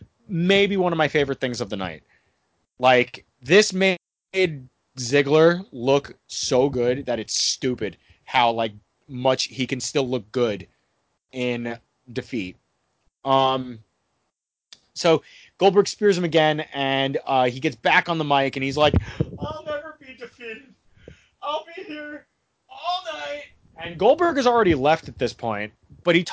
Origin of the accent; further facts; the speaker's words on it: United States; as an American